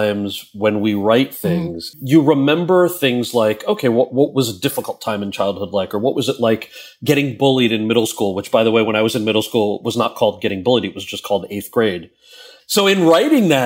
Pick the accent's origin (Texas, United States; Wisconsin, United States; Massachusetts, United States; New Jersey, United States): New Jersey, United States; Freehold; moved away as an adult; also born or lived in Wayne, New Jersey; now in New York, United States; I was born in Jersey. I grew up mostly in Wayne and in a town called Freehold